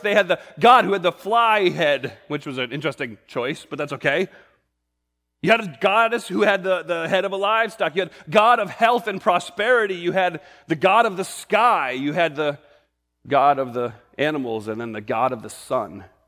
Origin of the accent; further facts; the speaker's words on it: New England, United States; I grew up in New England